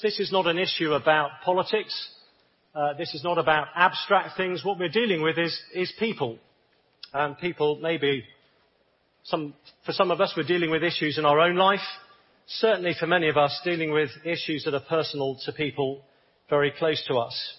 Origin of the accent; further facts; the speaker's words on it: England, United Kingdom; I'm from the United Kingdom, as you can probably tell. And I'm a bit of a, a contradiction. I'm a, an Englishman